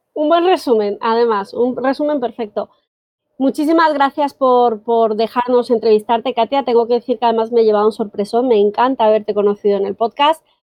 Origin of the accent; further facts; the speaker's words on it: Colombia; moved away as an adult; now in Spain; soy colombiana, ¿vale? Llevo 18 años y medio por aquí